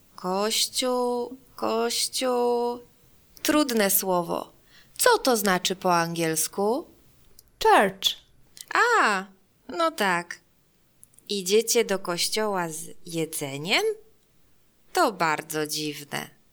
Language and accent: Polish; Germany; Polish is a second language; now in Warsaw, Poland; Jestem Niemką, ale teraz mieszkam w Polsce. Uczę się polskiego